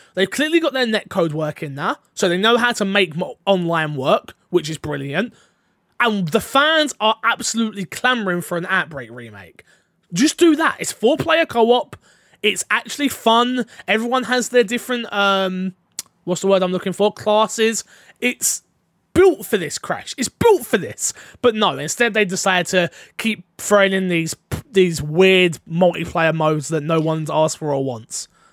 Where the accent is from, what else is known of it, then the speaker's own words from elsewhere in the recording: United Kingdom; I'm British